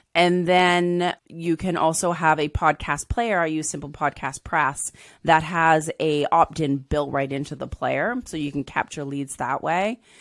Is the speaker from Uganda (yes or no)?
no; Southern Ontario, Canada; also born or lived in England; I was born in England, and then we moved to Ontario